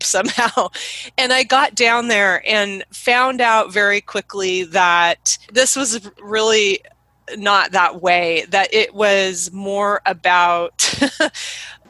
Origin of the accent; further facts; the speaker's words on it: Oregon, United States; I grew up in Oregon, where I still live.